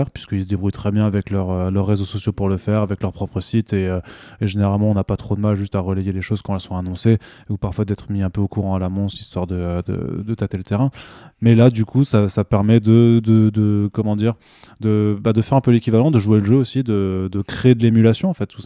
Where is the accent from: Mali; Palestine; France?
France; en tant que Français